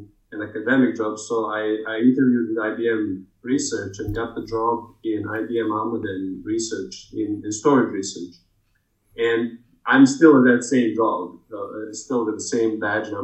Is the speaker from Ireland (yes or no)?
no; Belgrade, Serbia; moved away as an adult; also born or lived in California; I was born in Belgrade, former Yugoslavia.